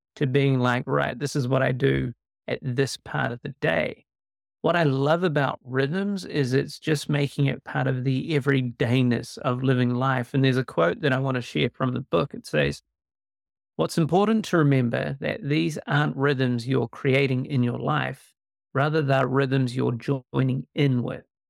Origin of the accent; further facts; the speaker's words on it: New Zealand; born and raised in New Zealand, uh, which is hence a bit of an accent